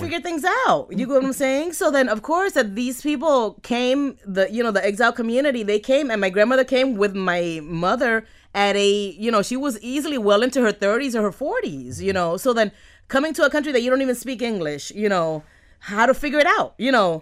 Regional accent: Miami, Florida, United States; accent: Miami; I'm from Miami. I am a Miami girl. I have a Miami accent.

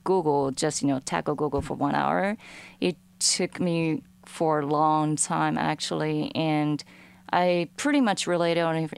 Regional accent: Japan; I'm from Japan and I grew up with traditional instruments

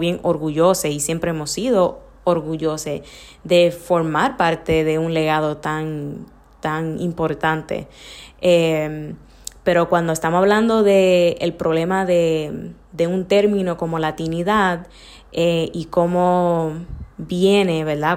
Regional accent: New York, United States; En Nueva York, nací en Nueva York también, pero me crié sumamente dominicana

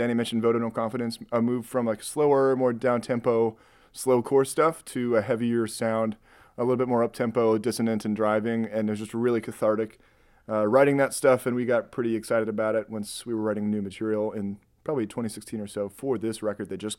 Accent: Rockford, Illinois, United States; now in Chicago, United States; But I'm from Rockford. I was raised, if you're familiar with the Chuck E. Cheese on State and Fairview

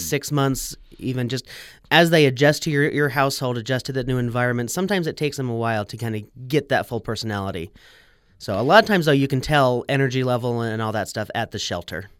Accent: Salt Lake City, Utah, United States; also born or lived in Logan, Utah; I grew up in Sugar House area

